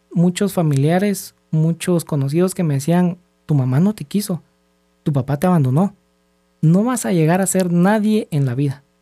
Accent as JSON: {"language": "Spanish", "country": "Guatemala", "said": "de 39 años, soy guatemalteco"}